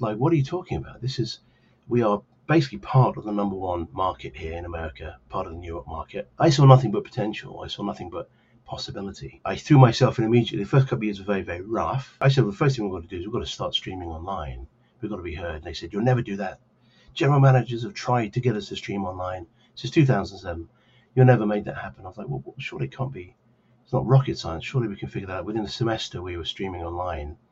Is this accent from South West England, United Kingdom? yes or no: no; Cambridge, East of England, United Kingdom; now in New Jersey, United States; I grew up as a, a young lad in uh, Cambridge, England